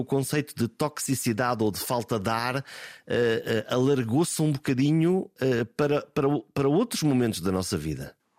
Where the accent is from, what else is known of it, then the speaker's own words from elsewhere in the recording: Portugal; aquilo que nós somos como portugueses